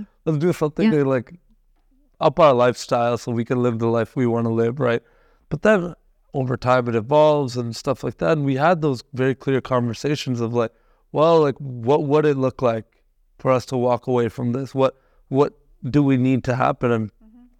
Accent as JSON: {"language": "English", "country": "Canada", "tie": "born or raised there", "also_born_or_lived": "India", "said": "was born in India, but I I came to Canada mm-hmm. when I was like one. Yeah. So I'm pretty much as Canadian yeah. as they come"}